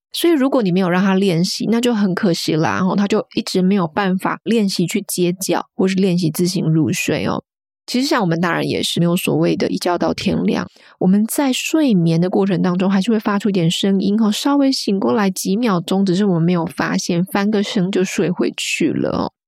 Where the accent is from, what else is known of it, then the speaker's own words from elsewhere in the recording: Kaohsiung, Taiwan; now in United Kingdom; 我是台湾南部人，我是高雄人